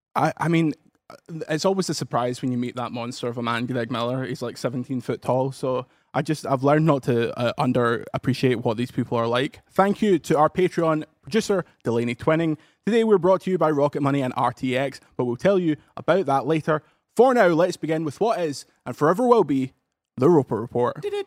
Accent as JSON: {"language": "English", "town": "Paisley", "region": "Scotland", "country": "United Kingdom", "said": "I'm from Paisley"}